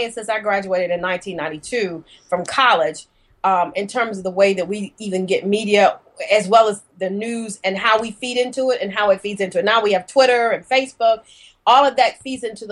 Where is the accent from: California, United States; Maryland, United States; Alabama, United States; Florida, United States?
Alabama, United States; Birmingham; moved away as an adult; also born or lived in Tuscaloosa, Alabama / Atlanta, Georgia / New York; I'm originally from Birmingham, Alabama, so I'm a Southern Belle